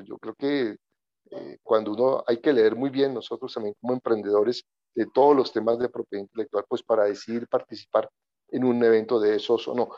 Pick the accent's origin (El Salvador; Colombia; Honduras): Colombia; Yo nací en Colombia, soy colombiano, mi familia es mexicana